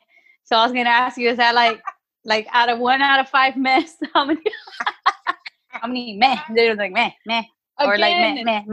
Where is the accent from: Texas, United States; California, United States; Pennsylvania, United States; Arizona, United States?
Texas, United States; Houston; I'm from Northside, so everything sounds too fast to me.